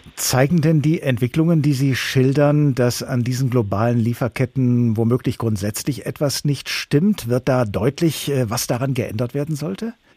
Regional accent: Germany; Hier bei uns in Deutschland

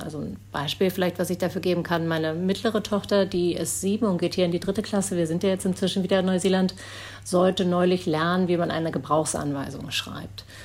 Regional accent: Berlin, Germany; moved away as an adult; now in New Zealand; Das ist meine Heimat, da bin ich aufgewachsen

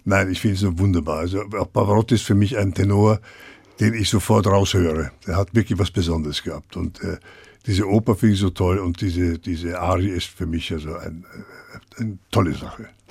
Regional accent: Vienna, Austria; moved away as an adult; also born or lived in Brno / Düsseldorf; now in Frankfurt, Germany; komme ich aus Wien, ich bin ja Wiener

